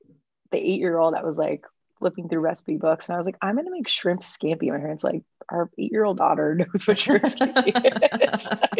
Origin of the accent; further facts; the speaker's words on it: Oakland, California, United States; also born or lived in New York / Santa Cruz; So I'm born and raised in the Bay Area. My parents immigrated from India. My mom actually immigrated here like in the 70s, and my dad moved here when my mom and him got married.